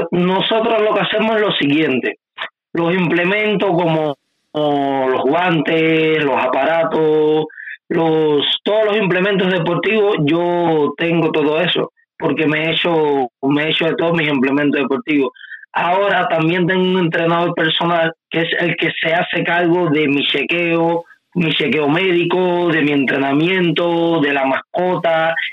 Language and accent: Spanish; Cuba; Yo soy cubano 100% y amo, y amo este país con mi vida